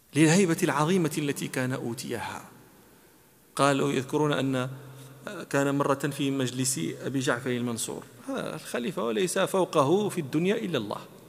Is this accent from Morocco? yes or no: yes; Morocco; أنا مغربي